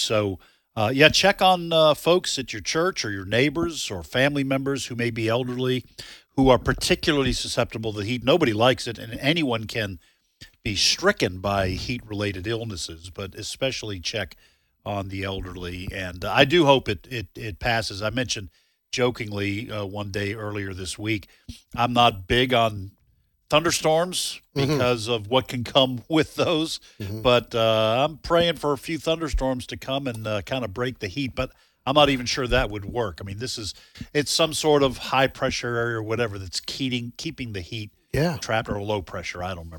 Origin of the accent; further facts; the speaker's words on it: New England, United States; when I say growing up, I grew up in the New England area.